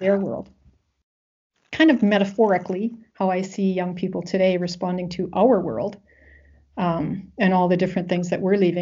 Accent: Western Canada, Canada; I'm from Western Canada

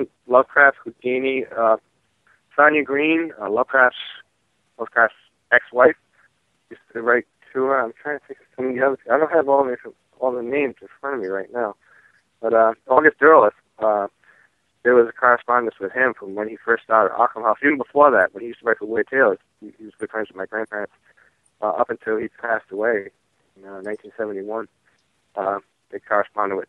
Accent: Providence, Rhode Island, United States; I grew up in Providence

